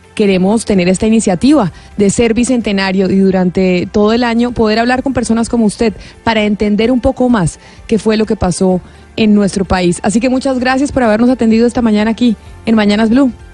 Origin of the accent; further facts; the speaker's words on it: Colombia; los colombianos